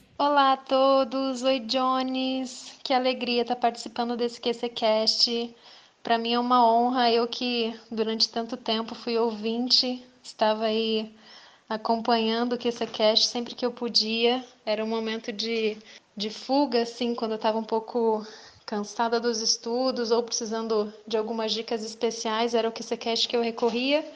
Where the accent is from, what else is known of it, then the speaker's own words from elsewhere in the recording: Visconde de Mauá, Rio de Janeiro, Brazil; eu sou de Visconde de Mauá, né, minha família é de lá